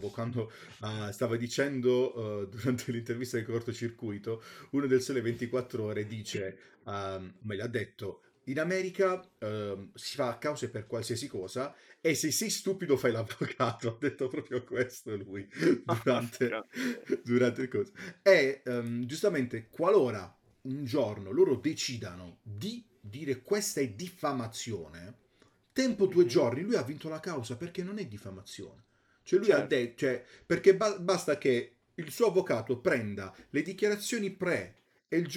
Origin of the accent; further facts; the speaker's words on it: France; ma io vengo dalla Francia